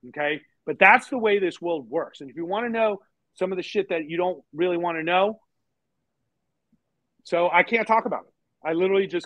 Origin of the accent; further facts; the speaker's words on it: United States; I'm an American